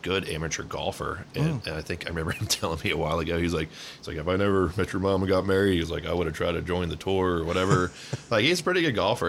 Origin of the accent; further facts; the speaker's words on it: Charlotte, North Carolina, United States; born there; also born or lived in Tampa / Houston / Dallas; So, we was born in Charlotte, lived in Tampa, Houston, and Dallas, all major banking hubs.